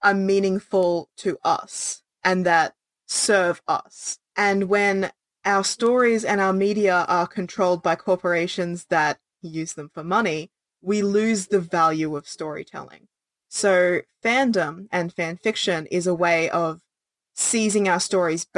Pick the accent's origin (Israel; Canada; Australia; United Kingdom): Australia; as an Australian person